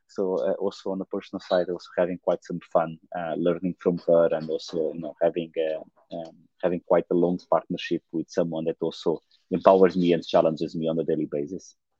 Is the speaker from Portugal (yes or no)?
yes; Portugal; I was born in Portugal, a small town south of Porto